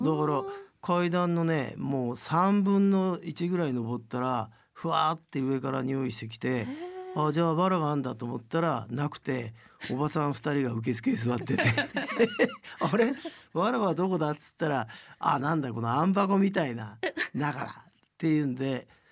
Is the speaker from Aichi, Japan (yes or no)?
no; Tokyo, Japan; 僕は本当に東京生まれだから